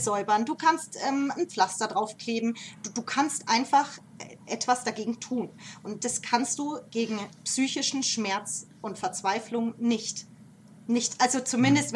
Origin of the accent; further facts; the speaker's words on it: Nuremberg, Bavaria, Germany; also born or lived in Denmark; geboren und aufgewachsen hier in der, in der Gappenstadt